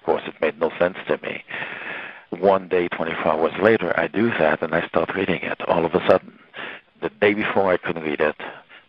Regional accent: Port-au-Prince, Ouest, Haiti; English is a second language; moved away as an adult; also born or lived in U.S. Virgin Islands; now in Milwaukee, United States; I grew up in Port-au-Prince, which is very, very hot and especially humid.

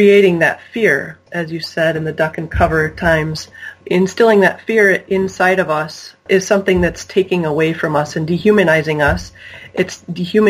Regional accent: United States; growing up in the United States

